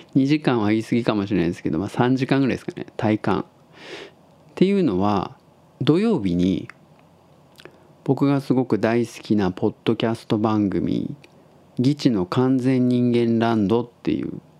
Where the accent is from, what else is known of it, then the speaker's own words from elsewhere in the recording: Tottori, Japan; now in Osaka, Japan; 僕が鳥取生まれ